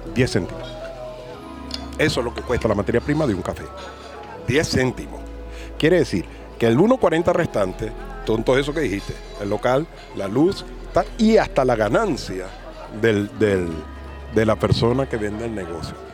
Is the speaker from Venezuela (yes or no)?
yes; Venezuela; now in Spain; una cosa que es rica que se come en mi país, cachito de jamón